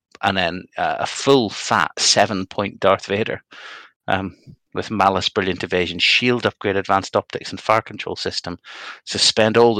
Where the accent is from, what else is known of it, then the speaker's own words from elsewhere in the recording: Northern Ireland, United Kingdom; I'm a Northern Irish Protestant